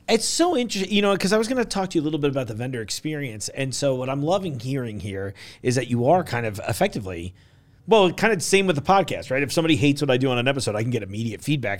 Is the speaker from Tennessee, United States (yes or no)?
no; New York, United States; moved away as an adult; also born or lived in East Coast; now in Kentucky, United States; I know I live in Kentucky now, but I'm like one of those dirty New York people